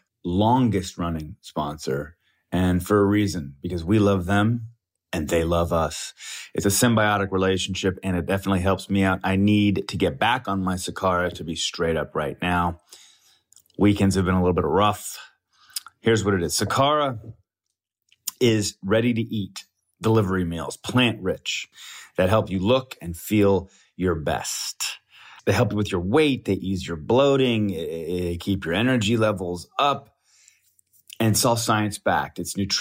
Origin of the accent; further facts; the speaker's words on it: Colorado, United States; now in Los Angeles, United States; Growing up in Colorado, I was tapping the Rockies. I've been tapping the Rockies for over 20 years, let's just say that. I'm actually headed to Colorado here pretty soon.